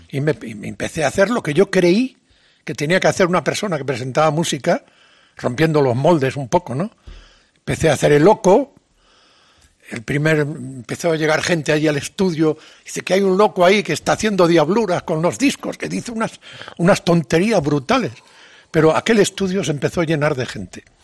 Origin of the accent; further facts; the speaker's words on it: Santiago de Compostela, Galicia, Spain; Yo vengo de Santiago.